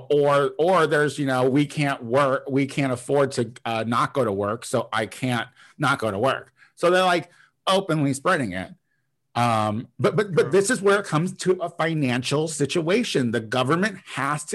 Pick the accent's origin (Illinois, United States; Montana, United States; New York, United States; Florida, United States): Illinois, United States; moved away; my hometown, which is like a town of like about 6,000 people at this point